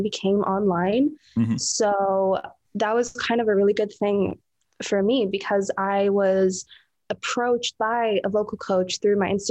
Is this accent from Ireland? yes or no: no; Saudi Arabia; I was born and raised in Saudi Arabia